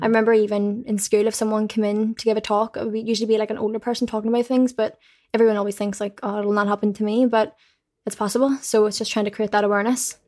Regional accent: Belfast, Northern Ireland, United Kingdom; I'm just from Belfast

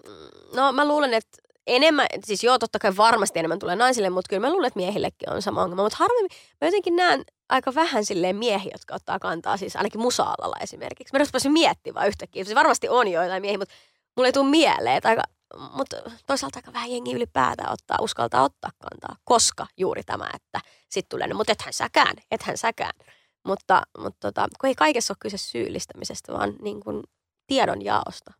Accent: Helsinki, Uusimaa, Finland; mähän on Kontulasta kotoisin, mä oon niin kuin lähiömuijia

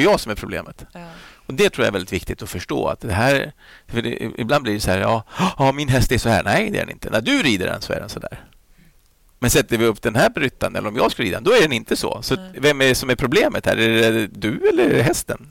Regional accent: Flyinge, Skåne, Sweden; jag växte upp där på Flyinge med Rolf-Göran Bengtsson

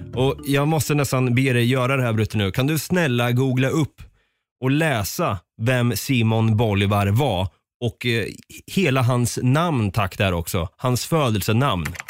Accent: Östergötland, Sweden; accent: östgötska; har min östgötska blivit värre förresten? Eller bättre?

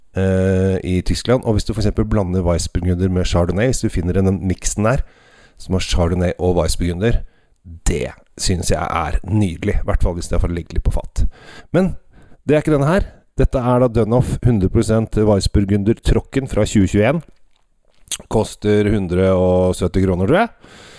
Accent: Norway; oss her hjemme i Norge

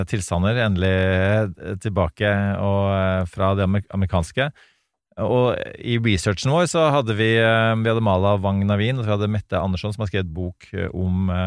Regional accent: United States; now in Norway; Og jeg vokste opp i Reagans eh, USA. Jeg har vært i Det hvite hus på juletrefest sammen med andre diplomatbarn

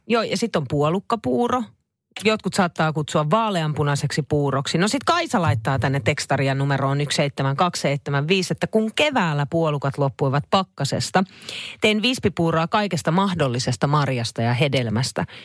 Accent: Finland; mä itse on kevistä lähtöisin

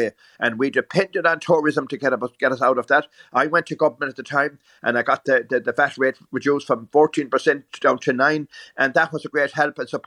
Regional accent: the Wild Atlantic Way, west coast of Ireland, Ireland; we come from the Wild Atlantic Way

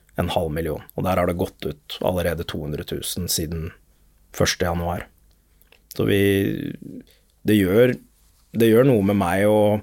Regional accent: Lørenskog, Akershus, Norway; Det er der hvor jeg har vokst opp, i Lørenskog

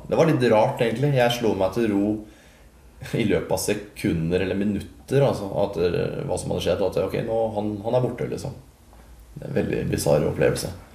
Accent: Halden, Østfold, Norway; jeg er fra Isebakke

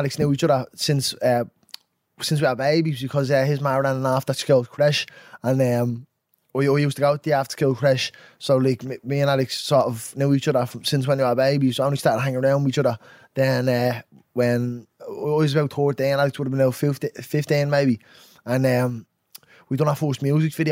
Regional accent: Dublin, Leinster, Ireland; also born or lived in Clondalkin; I grew up in Ringsend

